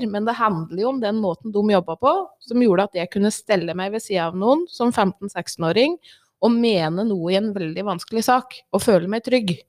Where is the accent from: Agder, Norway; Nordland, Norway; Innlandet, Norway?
Innlandet, Norway; Ringsaker; Jeg vokste opp i Ringsaker, bodde der hele livet. Eh, og midt på 80-tallet så var det jo litt kronglete tider i Ringsaker.